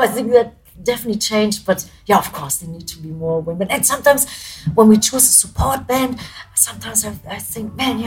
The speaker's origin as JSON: {"language": "English", "country": "Germany", "second_language": "English", "said": "being a German band"}